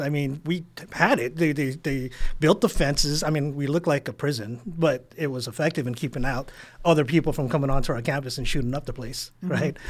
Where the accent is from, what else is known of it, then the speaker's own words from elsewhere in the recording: San Diego, California, United States; South Bay, San Diego, 92154. Graduated Southwest High School. Actually, high school dropout.